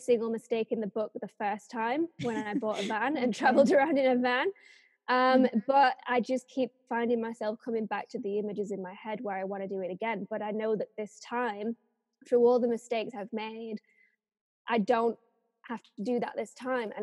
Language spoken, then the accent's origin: English; England, United Kingdom; moved away as an adult; also born or lived in Japan; some little English girl that has just never really left the country before